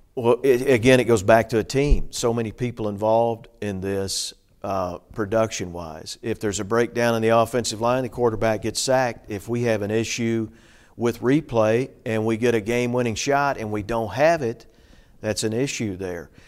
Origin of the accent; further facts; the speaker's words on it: Hopkinsville, Kentucky, United States; moved away as an adult; also born or lived in Bowling Green, Kentucky / Cape Girardeau, Missouri / Nashville, Tennessee; now in Clarksville, United States; my hometown of Hopkinsville, Kentucky